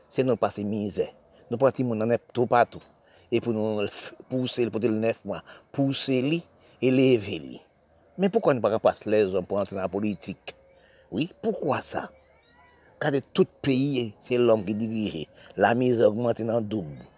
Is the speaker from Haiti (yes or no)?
yes; Haiti; born there; parce que je suis né en Haïti, j'ai cru savoir la misère, connaître la misère.